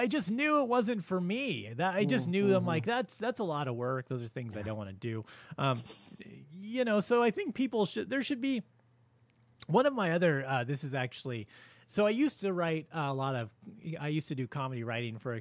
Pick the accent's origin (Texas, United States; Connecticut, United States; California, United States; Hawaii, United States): California, United States; Was a Knott's Berry Farm guy growing up in California